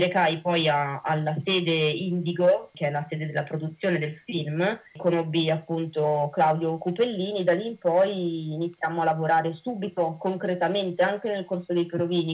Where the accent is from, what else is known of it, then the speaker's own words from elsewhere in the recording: Venice, Veneto, Italy; io vengo da Mestre